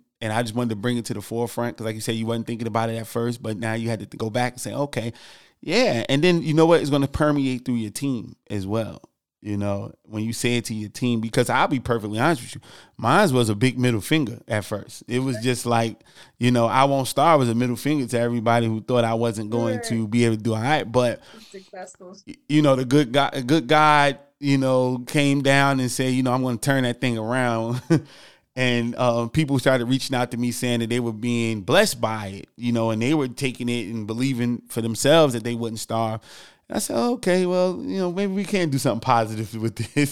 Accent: Newark, New Jersey, United States; I'm from Newark, New Jersey

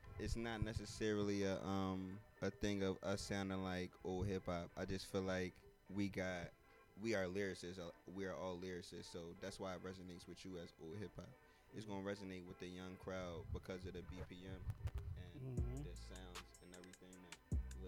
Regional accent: Philadelphia, Pennsylvania, United States; I'm from Uptown, Germantown

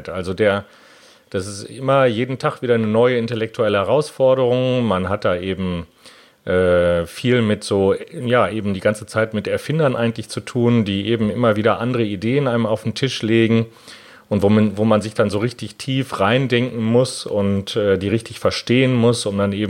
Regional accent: Hanover, Lower Saxony, Germany; also born or lived in Cologne; ich selbst bin gebürtiger Kölner, dann in Hannover aufgewachsen und jetzt äh, beruflich Patentanwalt in Köln.

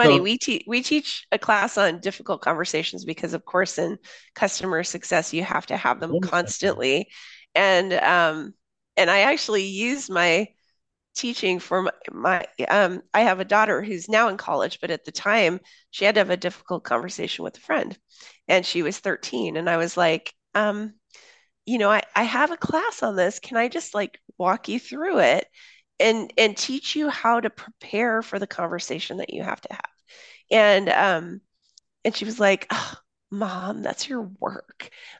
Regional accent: Papua New Guinea; I grew up in Papua New Guinea. So my parents worked overseas when I was a kid. I lived there from middle school through high school.

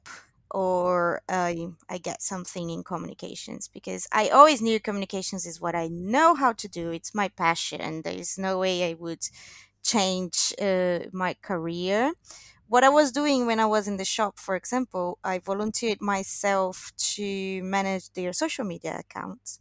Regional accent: Brazil; English is a second language; moved away as an adult; also born or lived in England; now in London, United Kingdom; it's been like 4 years now since I left Brazil

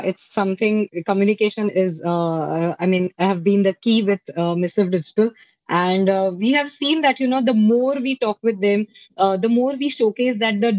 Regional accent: India; from India

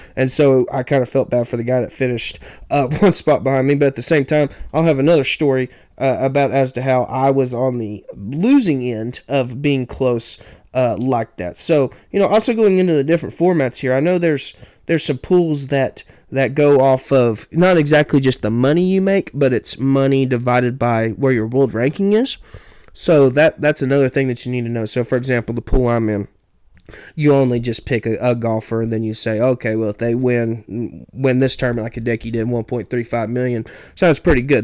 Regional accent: Oklahoma, United States; my home state of Oklahoma

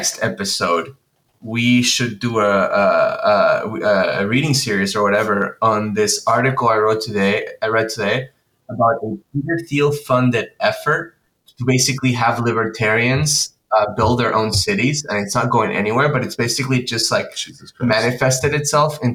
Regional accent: Argentina; moved away

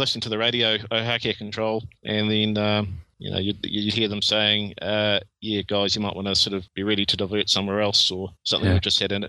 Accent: Christchurch, Canterbury, New Zealand; Because, Christchurch is my hometown.

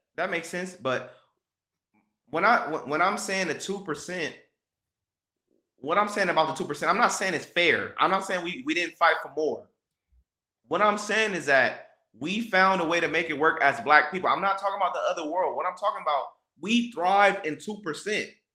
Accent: Los Angeles, California, United States; me growing up in South Central and around a gang-infested area

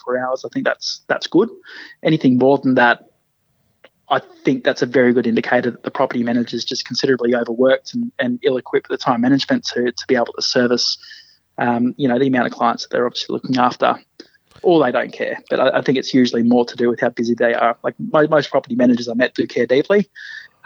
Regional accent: rural New South Wales, Australia; moved away as an adult; also born or lived in Brisbane, Queensland; now in Canberra, Australia; I grew up in rural New South Wales and moved to Brizzy pretty much straight out of high school

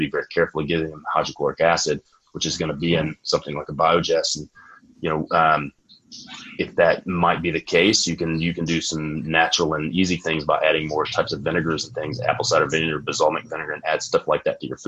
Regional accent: Texas, United States; I'm from Texas, so it's going to be Friday Night Lights. So we all start training really early for football.

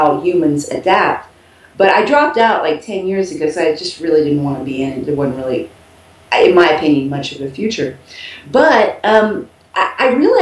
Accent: Texas, United States; moved away as an adult; now in Cuenca, Ecuador; I'm actually from Texas

